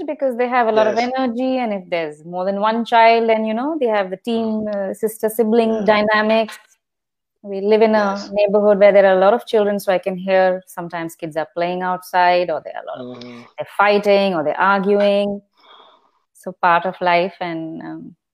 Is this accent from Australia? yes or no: no; India; moved away; I'm in Indian here, so I'm also connected with the Indian expat community in my city.